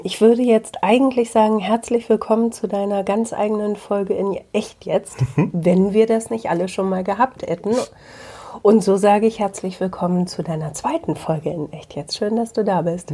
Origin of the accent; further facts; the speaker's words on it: Bielefeld, North Rhine-Westphalia, Germany; komme ich aus Bielefeld, arbeite beim Radio